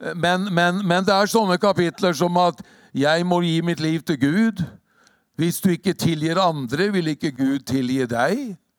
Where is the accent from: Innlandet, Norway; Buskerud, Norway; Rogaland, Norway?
Buskerud, Norway; Hokksund; also born or lived in Drammen; det er ikke så lett i Hokksund heller, i hjembygda mi